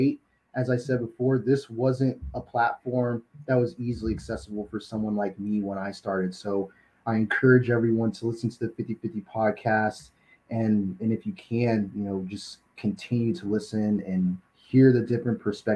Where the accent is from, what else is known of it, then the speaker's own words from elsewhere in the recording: Melbourne, Florida, United States; now in College Station, United States; I'm a Florida kid growing up in Melbourne